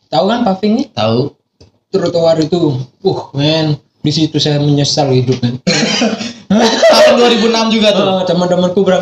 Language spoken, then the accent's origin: Indonesian; Jember, East Java, Indonesia; accent: Madurese; now in Bali, Indonesia; Enggak, aku dari Jember, Pak.